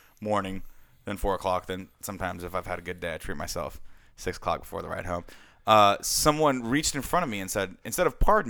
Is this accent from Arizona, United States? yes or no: no; Southern California, United States; moved away as an adult; also born or lived in Fullerton; now in Northern California, United States; I'm from Southern California.